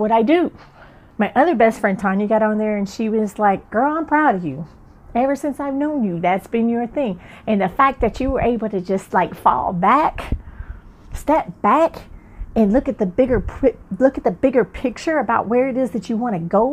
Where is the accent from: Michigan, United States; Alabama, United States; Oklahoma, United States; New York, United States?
Alabama, United States; moved away as an adult; also born or lived in Chicago, Illinois / Atlanta, Georgia; now in San Diego, United States; when we moved here from Chicago down to Alabama